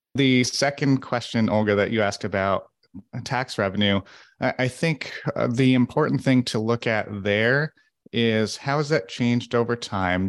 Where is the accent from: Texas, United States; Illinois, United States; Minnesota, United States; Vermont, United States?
Vermont, United States; Burlington; I grew up in Burlington